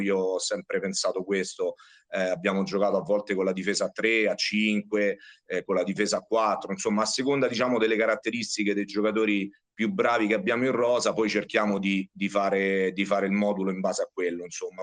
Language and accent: Italian; Riano, Lazio, Italy; Ho giocato massimo in seconda categoria, sempre qui a Riano nel mio paese